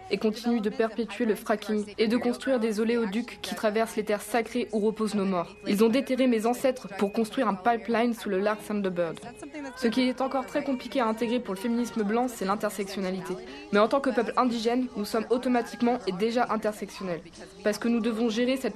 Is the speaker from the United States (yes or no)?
yes; Oklahoma, United States; Je suis militante de l'association Absentee Shiny Tribe d'Oklahoma. Je suis aussi membre de la tribu des Oglala Lakota. Je viens de l'État d'Oklahoma, qui est une terre indienne.